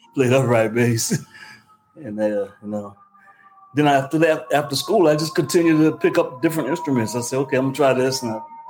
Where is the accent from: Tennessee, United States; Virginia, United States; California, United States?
Virginia, United States; Richmond; moved away as an adult; also born or lived in Newark, New Jersey; I'm from Richmond, Virginia. I moved to Newark, New Jersey